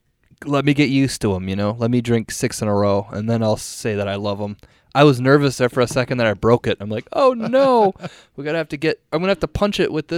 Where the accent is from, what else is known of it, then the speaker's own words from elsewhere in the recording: Minnesota, United States; as a Minnesotan